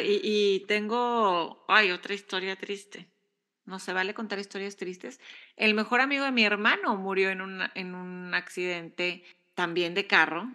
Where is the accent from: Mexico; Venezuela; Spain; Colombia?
Mexico; now in United States